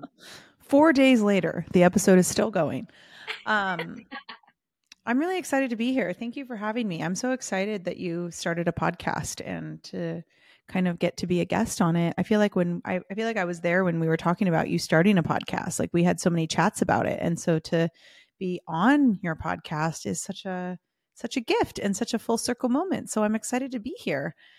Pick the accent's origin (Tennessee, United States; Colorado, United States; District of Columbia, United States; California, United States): California, United States; Southern; also born or lived in London / San Diego / Hollywood; I grew up in Southern California